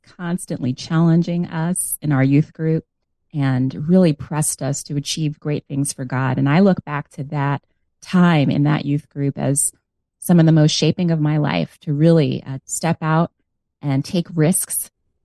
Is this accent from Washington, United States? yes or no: no; New York, United States; also born or lived in Long Island; I grew up in New York. Now, I like to clarify that I was born in New York City in the South Bronx. And then later, through a special home purchase program, my parents were able to move out to Long Island